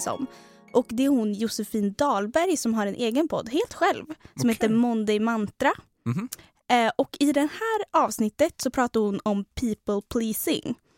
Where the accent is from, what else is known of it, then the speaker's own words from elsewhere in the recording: Trollhättan, Västra Götaland, Sweden; kommer vi från Trollhättan